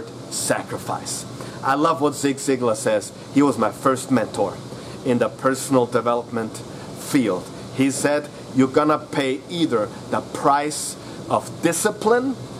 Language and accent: English; Austria; I am from Austria